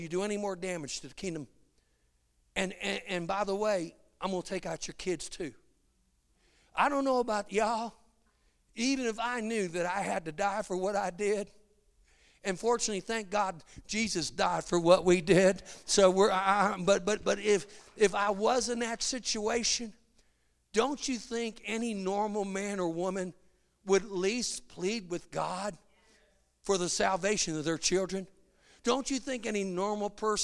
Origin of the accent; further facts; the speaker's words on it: Chicago, Illinois, United States; moved away; I'm from Chicago